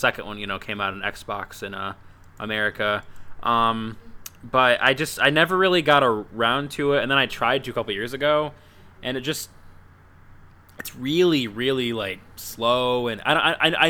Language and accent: English; United States; as an American